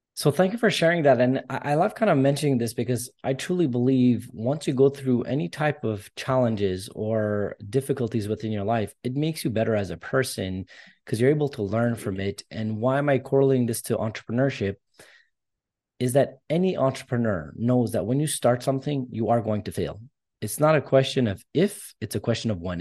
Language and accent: English; Canada; I'm Armenian descent. I'm born in Canada. Both my parents immigrated here